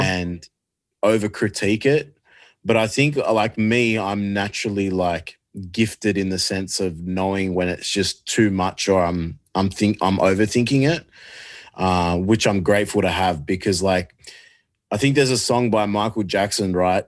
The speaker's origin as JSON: {"language": "English", "country": "Australia", "said": "I love being Australian"}